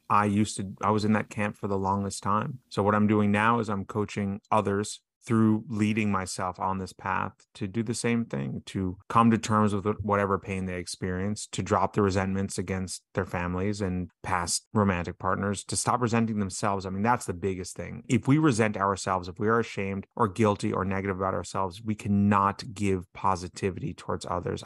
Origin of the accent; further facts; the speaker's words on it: New York City, New York, United States; I was raised on the Upper West Side of Manhattan